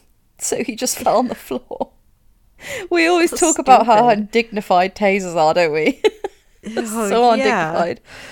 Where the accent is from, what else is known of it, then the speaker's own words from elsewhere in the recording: Winchester, South East England, United Kingdom; born there; I was born there. Mm-hmm. I was born in Winchester Hospital.